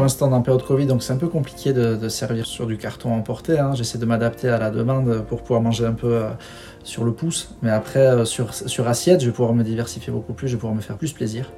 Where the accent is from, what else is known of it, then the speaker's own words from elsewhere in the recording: Bidart, Nouvelle-Aquitaine, France; also born or lived in Biarritz; on est nés les deux à Biarritz. On a grandi à Bidar, euh, quartier Riartea, euh, avec les copains